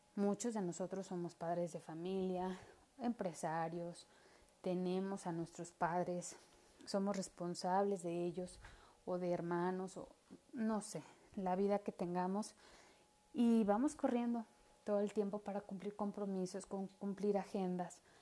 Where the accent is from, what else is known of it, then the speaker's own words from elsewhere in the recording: Mexico; como buena mexicana